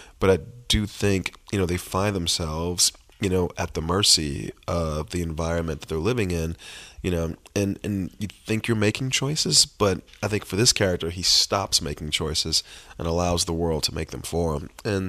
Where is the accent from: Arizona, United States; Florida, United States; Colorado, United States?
Florida, United States; Miami; this thing about both myself and Terrell, which is that both our moms struggled with this addiction growing up in Miami.